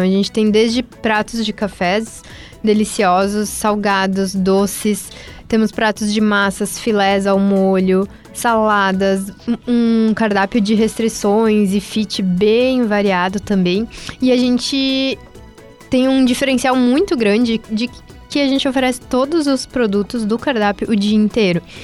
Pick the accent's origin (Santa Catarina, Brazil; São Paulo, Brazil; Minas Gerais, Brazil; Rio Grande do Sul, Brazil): Rio Grande do Sul, Brazil; Teutônia; moved away as an adult; now in Santa Maria, Brazil; eu sou de Teutônia e eu vim para Santa Maria para trazer o Quero Café para cá